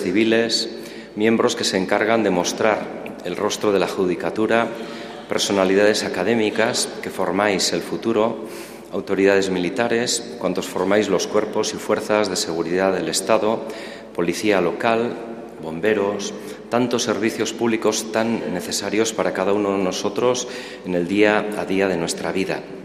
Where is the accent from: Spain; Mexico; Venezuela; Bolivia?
Spain; Etxarri-Aranatz, Navarre; now in Palencia, Spain; alcaldesa de Echarriaranaz, mi pueblo natal